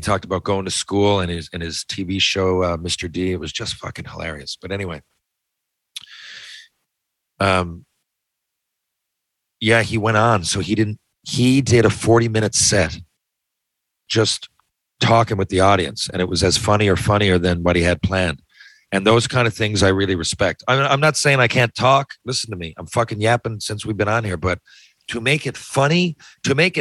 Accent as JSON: {"language": "English", "region": "Newfoundland and Labrador", "country": "Canada", "said": "I'm a proud Newfoundlander"}